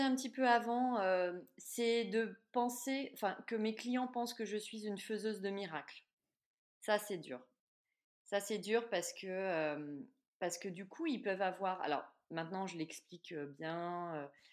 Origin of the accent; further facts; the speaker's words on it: Clermont-Ferrand, Auvergne-Rhône-Alpes, France; de par ma région d'origine